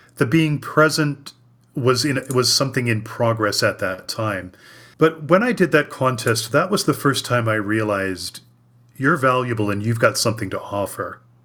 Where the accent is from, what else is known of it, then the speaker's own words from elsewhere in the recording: Cleveland, Ohio, United States; Cleveland, Ohio, which is my hometown